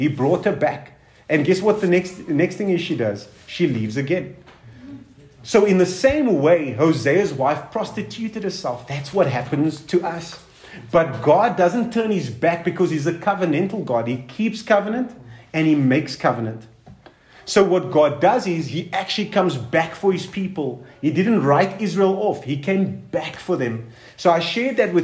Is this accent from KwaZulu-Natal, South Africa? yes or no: no; Cape Town, Western Cape, South Africa; also born or lived in Durban; now in Pretoria, South Africa; I'm from Cape Town, I've lived in Durban and I'm living in Pretoria.